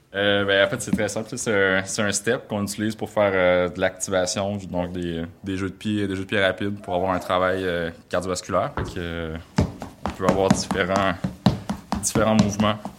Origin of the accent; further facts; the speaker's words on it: Saint-François-de-la-Rivière-du-Sud, Quebec, Canada; moved away as an adult; now in Cap-Chat, Canada; je viens de Saint-François de Montmagny, puis j'habite maintenant à Capcha